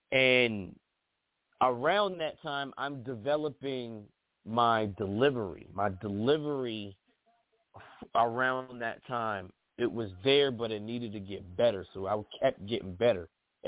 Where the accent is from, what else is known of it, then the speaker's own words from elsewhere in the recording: East Coast, United States; I'm from the East Coast, but, you know, part of my history is being influenced by the West Coast, too.